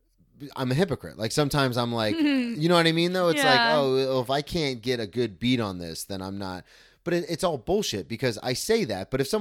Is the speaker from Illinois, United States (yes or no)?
no; Daytona Beach, Florida, United States; I grew up in Daytona. I know exactly what you mean.